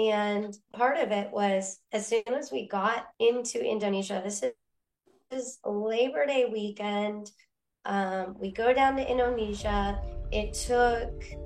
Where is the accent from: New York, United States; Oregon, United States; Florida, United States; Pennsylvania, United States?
Oregon, United States; I grew up in Oregon